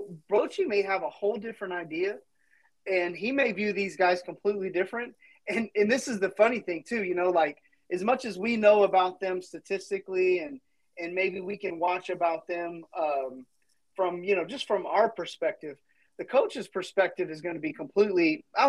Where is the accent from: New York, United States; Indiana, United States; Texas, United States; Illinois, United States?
Texas, United States; Dallas-Fort Worth area; growing up in the Dallas-Fort Worth area